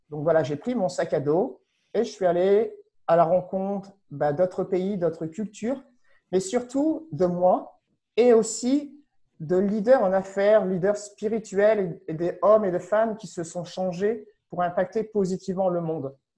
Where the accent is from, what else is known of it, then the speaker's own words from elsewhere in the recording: France; moved away as an adult; also born or lived in Paris; je ne suis pas canadien, je ne suis pas québécois, j'ai aucune résidence, j'ai aucun papier canadien, je suis français